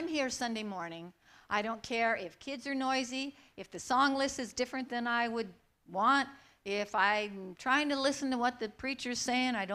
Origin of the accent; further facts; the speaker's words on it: Aberdeen, Washington, United States; also born or lived in Astoria, Oregon; now in Medford, United States; I grew up in Aberdeen, Washington, a lot of rain.